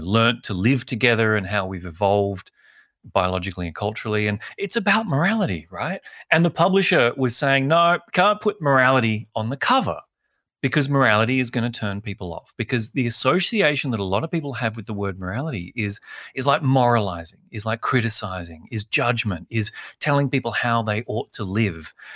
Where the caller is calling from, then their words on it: Sydney, New South Wales, Australia; calling in from Sydney